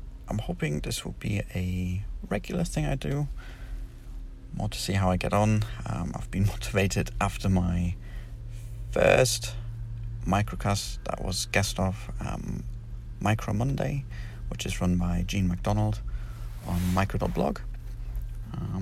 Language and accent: English; North East England, United Kingdom; moved away as an adult; also born or lived in Germany; now in Poland; I'm originally from Germany, where I spent the first 9 years of my life. And then we moved to the northeast of England, where I pretty much spent my childhood and young adult years.